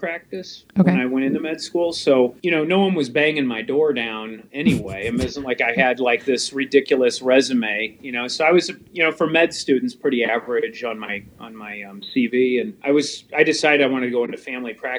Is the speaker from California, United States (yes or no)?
no; St. Louis, Missouri, United States; accent: Missouri; I'm from St. Louis, Missouri.